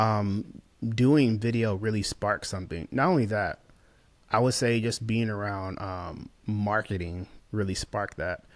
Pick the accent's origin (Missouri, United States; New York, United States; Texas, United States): Missouri, United States; St. Louis; moved away as an adult; also born or lived in Lakeland, Florida / Tampa, Florida; He had one bathroom in the house, uh, growing up in Saint Louis